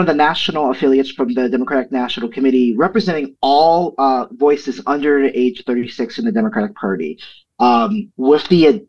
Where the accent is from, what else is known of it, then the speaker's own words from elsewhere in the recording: St. Paul, Minnesota, United States; here in my hometown of St. Paul, Minnesota